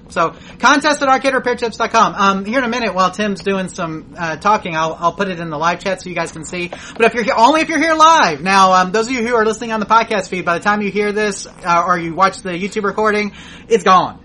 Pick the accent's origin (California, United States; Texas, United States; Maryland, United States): Texas, United States; we said from Texas